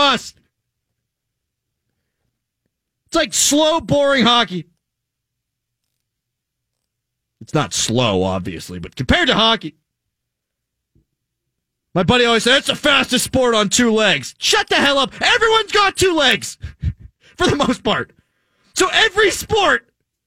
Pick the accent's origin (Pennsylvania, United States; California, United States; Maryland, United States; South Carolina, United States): Pennsylvania, United States; Pittsburgh; Born and raised in Pittsburgh.